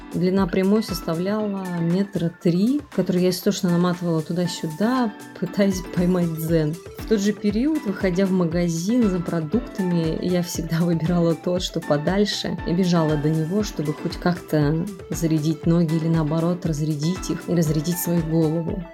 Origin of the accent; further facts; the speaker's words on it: Penza, Penza Oblast, Russia; now in Moscow, Russia; Свою самоизоляцию на данный момент я провожу у себя дома в Пензе, куда я приехала из Москвы около месяца назад